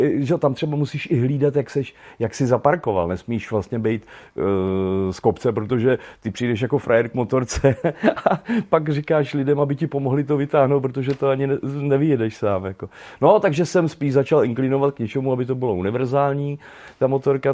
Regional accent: Veltruby, Central Bohemian Region, Czechia; moved away; Já pocházím eh, z Veltrup u Kolína, takže kolínská nížina

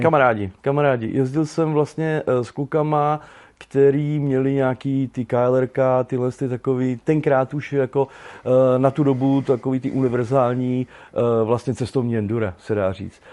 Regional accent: Veltruby, Central Bohemian Region, Czechia; moved away; Já pocházím eh, z Veltrup u Kolína, takže kolínská nížina

